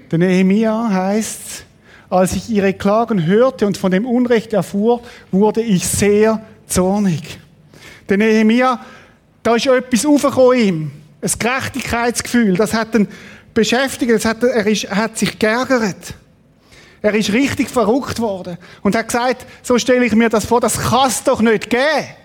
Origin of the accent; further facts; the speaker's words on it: Switzerland; Auch als Schweizer mit unserem System oder Sachen, die ich unterstütze, die nicht in Ordnung sind.